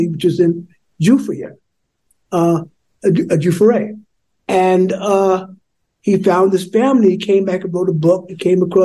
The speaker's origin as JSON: {"language": "English", "region": "New York", "country": "United States", "tie": "born or raised there", "said": "when I was growing up on Channel 9"}